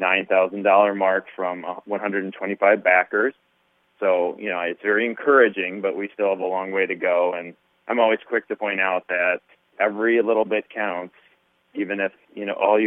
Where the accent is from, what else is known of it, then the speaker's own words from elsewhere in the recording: Minnesota, United States; I'm a Minnesota kid. I was born and raised in Minnesota